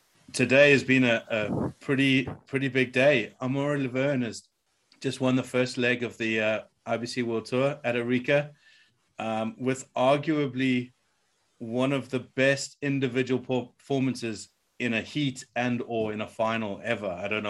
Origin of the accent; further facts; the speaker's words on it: South Africa; a little bit bummed for Tristan because I'm South African.